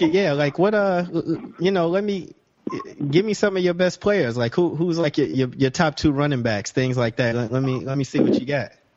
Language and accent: English; Chicago, Illinois, United States; I grew up in Chicago